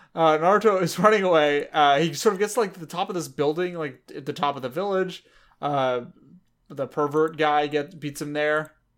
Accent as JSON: {"language": "English", "country": "United States", "said": "I'm American"}